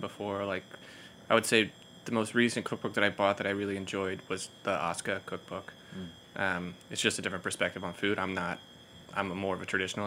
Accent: Florida, United States; now in New York, United States; I'm from Florida

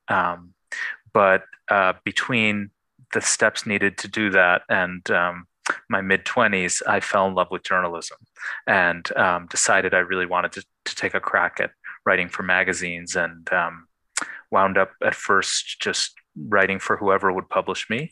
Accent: Buffalo, New York, United States; I grew up in Buffalo, New York

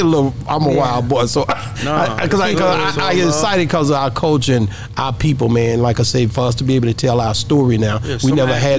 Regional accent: the South, United States; also born or lived in Las Vegas; being that I'm from the South

